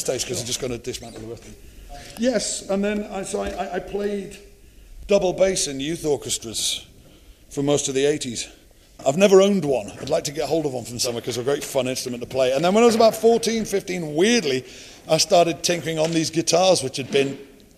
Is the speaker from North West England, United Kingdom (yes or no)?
yes; Liverpool, North West England, United Kingdom; moved away; When I was growing up in Liverpool, it was kind of a place you left